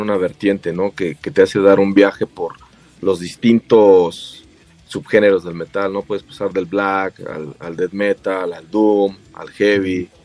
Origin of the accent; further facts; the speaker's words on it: State of Mexico, Mexico; somos del Estado de México, de los municipios de Huizquilucan y Naucalpan